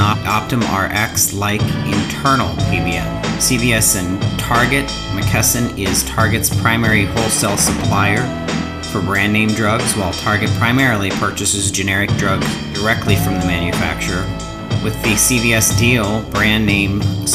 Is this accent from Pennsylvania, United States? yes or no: yes; Pittsburgh, Pennsylvania, United States; I'm from Pittsburgh